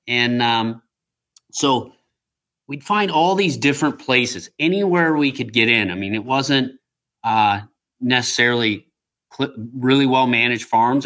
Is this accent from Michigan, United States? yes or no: yes; West Michigan, United States; also born or lived in Traverse City, Michigan; Where I grew up in West Michigan